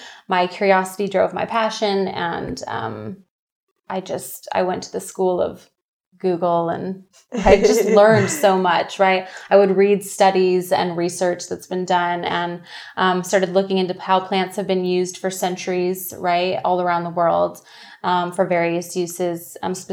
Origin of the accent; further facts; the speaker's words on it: Orange County, California, United States; also born or lived in Santa Barbara, California; I'm born and raised in Orange County, California